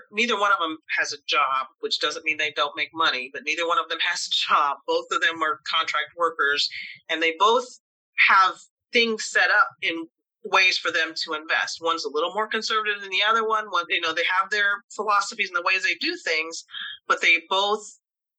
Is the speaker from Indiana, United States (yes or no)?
no; Tuskegee, Alabama, United States; It started as me as a little girl in Alabama. I was born in Tuskegee, Alabama, United States, Southern state, in 1960